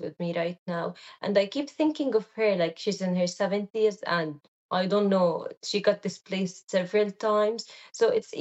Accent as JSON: {"language": "English", "town": "Gaza", "region": "Gaza Strip", "country": "Palestine", "tie": "born or raised there", "moved": "as an adult", "said": "I loved growing up in Gaza."}